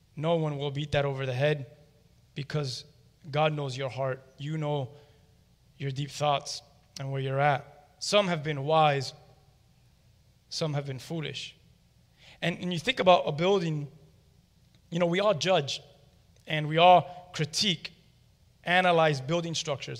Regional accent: Miami, Florida, United States; We're all from Hialeah or from around this area. And I'll be honest with you, I'm from more of the Westchester area

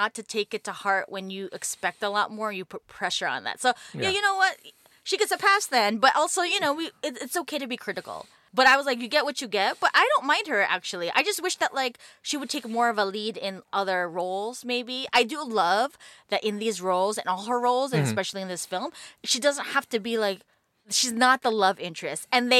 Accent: East Coast, United States; Growing up in the East Coast.

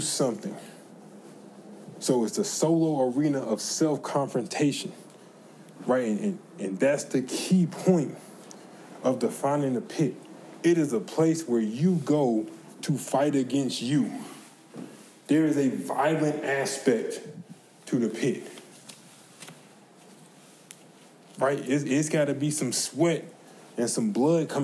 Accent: the South, United States; I'm from the South

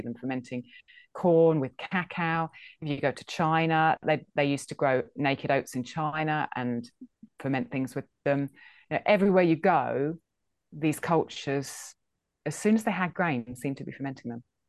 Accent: England, United Kingdom; I think I'm English. I'm from Britain

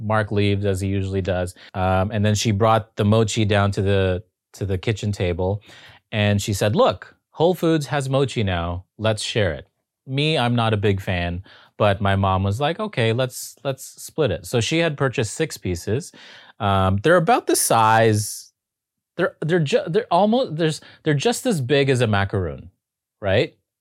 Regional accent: Toronto, Ontario, Canada; moved away as an adult; also born or lived in Los Angeles; I'm from Toronto

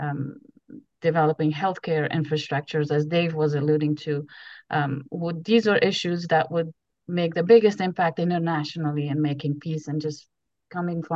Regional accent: Afghanistan; moved away; my personal childhood experience of growing up in Afghanistan

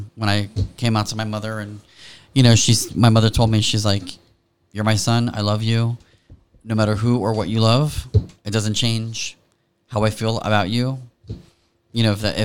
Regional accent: Miami, Florida, United States; now in Hammonton, United States; I grew up in Miami. I grew up in Florida.

